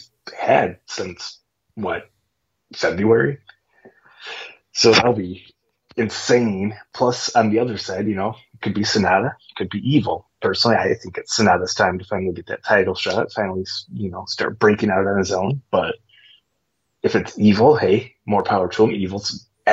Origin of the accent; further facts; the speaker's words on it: United States; I'm American